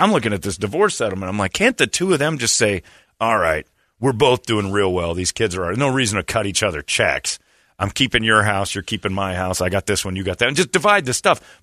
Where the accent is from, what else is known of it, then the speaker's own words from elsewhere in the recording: Indiana, United States; I grew up in Indiana